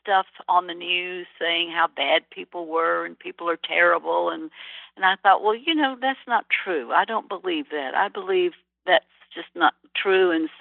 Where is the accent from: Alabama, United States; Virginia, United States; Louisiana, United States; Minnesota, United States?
Alabama, United States; Birmingham; moved away; also born or lived in New York City; where I grew up in Birmingham, Alabama